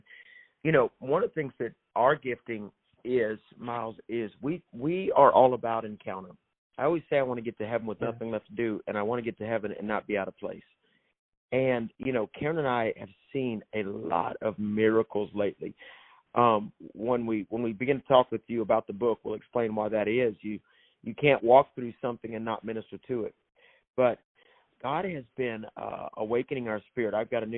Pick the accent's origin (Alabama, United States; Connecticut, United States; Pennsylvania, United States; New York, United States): Alabama, United States; And I'm from Georgia's favorite cousin, Alabama.